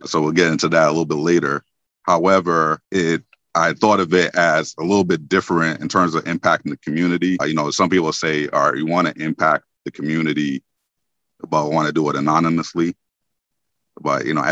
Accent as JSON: {"language": "English", "region": "New York", "country": "United States", "also_born_or_lived": "Winston-Salem, North Carolina", "moved": "as an adult", "lives_now": "North Carolina, United States", "said": "I'm originally from New York"}